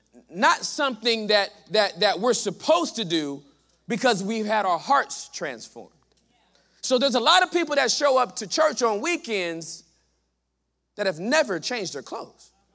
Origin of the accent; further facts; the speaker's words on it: Southern California, United States; moved away as an adult; now in Texas, United States; I am from Southern California